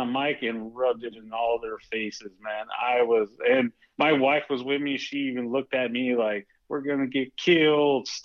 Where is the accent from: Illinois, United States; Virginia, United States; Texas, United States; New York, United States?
Texas, United States; Spring; also born or lived in Houston, Texas; now in California, United States; My home is still Spring, Texas. It's still good old Spring, Texas